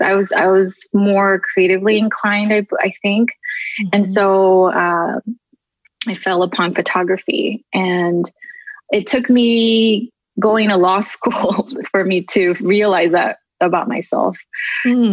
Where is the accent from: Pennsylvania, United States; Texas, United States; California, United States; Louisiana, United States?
California, United States; Southern; also born or lived in Tokyo, Japan; I was born in Tokyo, uh, Japan, and we immigrated here when I was about three to California. Been living here ever since. Um, and I just kind of grew up in different neighborhoods of Southern California